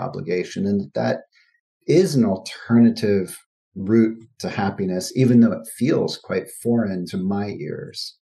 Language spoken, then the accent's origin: English; United States; as an American